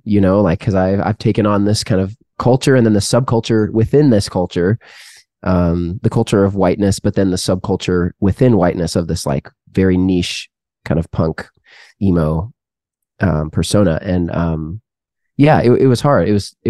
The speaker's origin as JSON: {"language": "English", "country": "Canada", "tie": "born or raised there", "said": "my parents had grown up in Canada, and then I was born in Canada."}